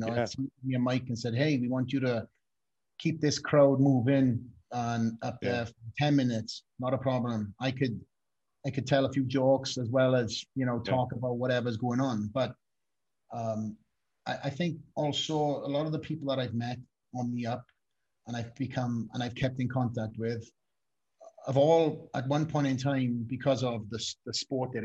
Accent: Wales, United Kingdom; moved away; I'm a kid from Wales.

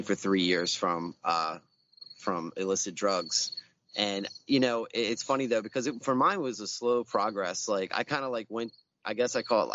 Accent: Baltimore, Maryland, United States; I grew up in Southwest Baltimore, in Morrill Park

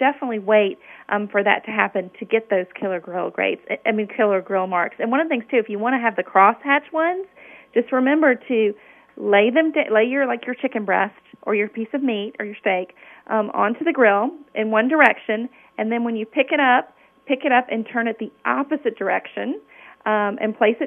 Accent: Memphis, Tennessee, United States; I grew up in Memphis, Tennessee, which is the land of barbecue

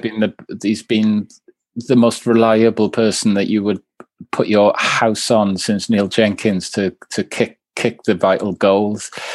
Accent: Swansea, Wales, United Kingdom; I'm from, I'm from I'm from Swansea

